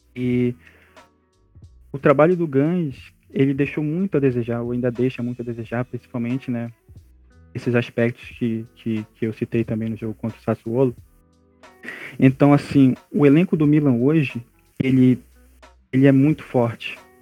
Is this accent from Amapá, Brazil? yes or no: yes; Amapá, Brazil; sou do estado do Amapá, do Norte